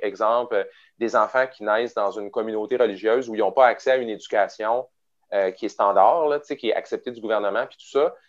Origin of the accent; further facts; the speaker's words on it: Quebec City, Quebec, Canada; je viens de Québec à l'origine. Fait que j'ai grandi à Beauport, euh, qui est, un, qui est la banlieue de Québec